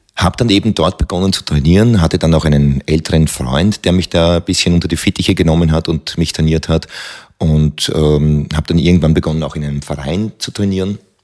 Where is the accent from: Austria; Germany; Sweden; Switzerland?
Austria; Hohenau an der March, Lower Austria; ich bin aufgewachsen in Hohenau an der Mach, das ist an der Mach-Teiermündung, ein wunderschöner kleiner Ort